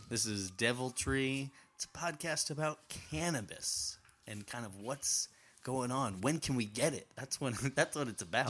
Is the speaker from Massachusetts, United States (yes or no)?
yes; Massachusetts, United States; I grew up in Massachusetts